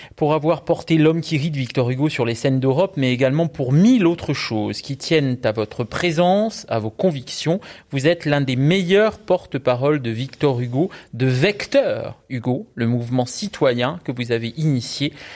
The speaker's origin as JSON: {"language": "French", "region": "Corsica", "country": "France", "said": "je suis corse"}